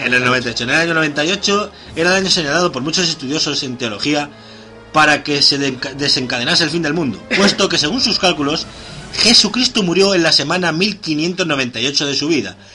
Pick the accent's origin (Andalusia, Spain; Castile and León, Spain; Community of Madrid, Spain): Community of Madrid, Spain; Alcalá de Henares; mi pueblo es una ciudad de 200 200.000 habitantes